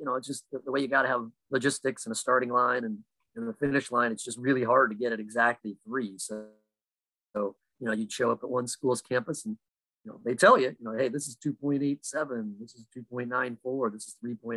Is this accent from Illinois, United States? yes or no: yes; Illinois, United States; I'm from Illinois